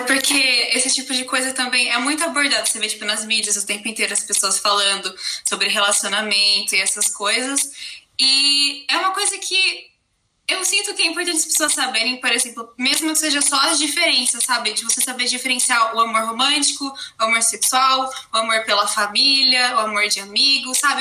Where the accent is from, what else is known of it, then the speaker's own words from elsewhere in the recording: Brazil; also born or lived in Germany; eu venho da Alemanha, um pouquinho longe, mas eu tô morando no Brasil e sempre morei aqui minha vida inteira